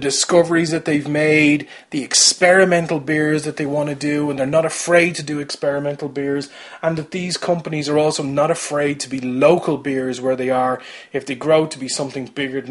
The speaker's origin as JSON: {"language": "English", "area": "Kildare", "region": "Leinster", "country": "Ireland", "said": "I'm from Kildare"}